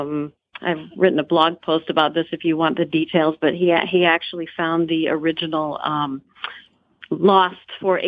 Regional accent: Des Moines, Iowa, United States; also born or lived in Grand Rapids, Michigan; I grew up in Des Moines

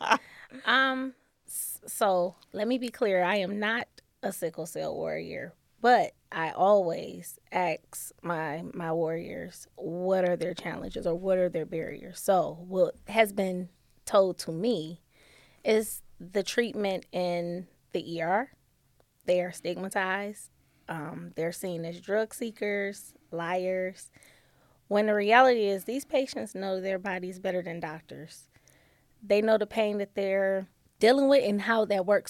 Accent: Detroit, Michigan, United States; moved away as an adult; now in Toledo, United States; I am originally from Detroit, Michigan

